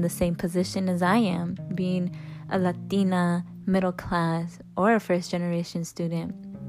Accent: Chicago, Illinois, United States; I'm 18 years old and I'm from Chicago, Illinois.

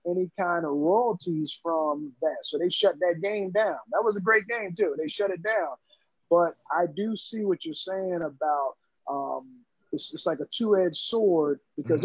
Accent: Philadelphia, Pennsylvania, United States; grew up in North Philly and Southwest Philly

